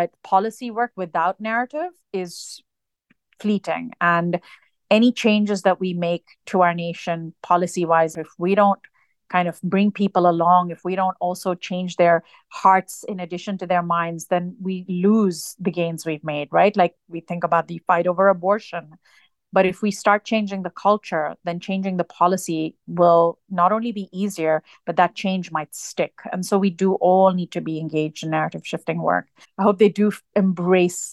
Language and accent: English; Dubai, United Arab Emirates; now in United States; I was born and raised in the United Arab Emirates